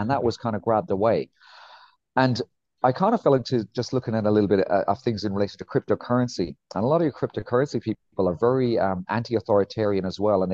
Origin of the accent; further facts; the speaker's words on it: Ireland; moved away as an adult; also born or lived in England; I'm from a place called Ireland